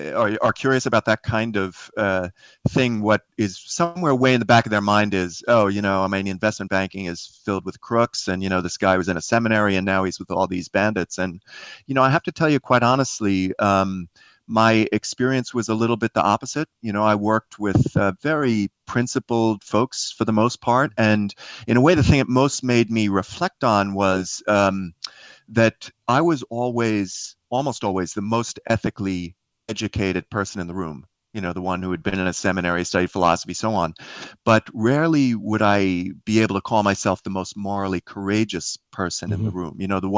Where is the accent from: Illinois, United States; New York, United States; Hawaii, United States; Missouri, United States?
New York, United States; Queens; The short version of my life is I grew up in Queens near the airports there in New York.